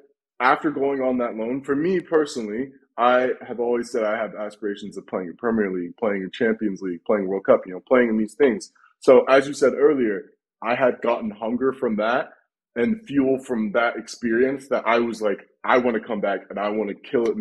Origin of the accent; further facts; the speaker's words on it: United States; moved away as an adult; now in Birmingham, United Kingdom; growing up in the States